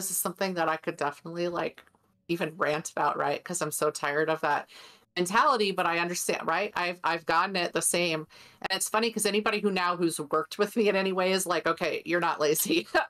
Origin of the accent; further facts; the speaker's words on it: California, United States; born there; now in Colorado, United States; I was born in California. My husband was born in Texas and here we ended up in Colorado.